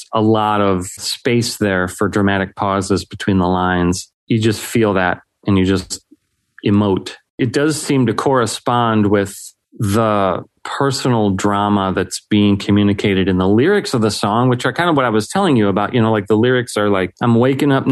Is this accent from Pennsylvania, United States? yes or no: no; Chicago area, Illinois, United States; also born or lived in Algonquin, Illinois; now in Aurora, United States; I've grown up in this area. I currently live in Aurora, but like lived in the Algonquin area for a long time.